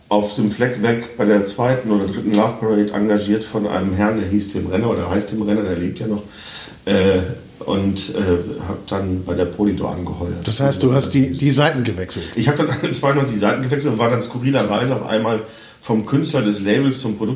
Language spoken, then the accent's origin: German; Münster, North Rhine-Westphalia, Germany; born there; ich komme ja gebürtig aus Westfalen, Münster in Westfalen.